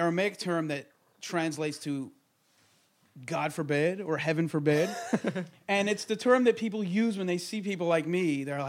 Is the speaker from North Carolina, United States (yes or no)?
no; Monsey, New York, United States; I grew up in Muncie, which is sort of upstate-ish from New York City, about, yeah. I don't know, what, 15, 20 miles up north. Very right-wing, ultra-Orthodox, Hasidic.